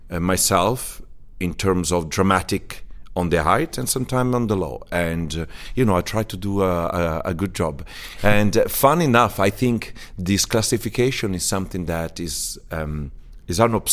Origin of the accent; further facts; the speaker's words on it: Ciudad Bolívar, Bolívar, Venezuela; born there; I was born in Venezuela as, uh, by mistake.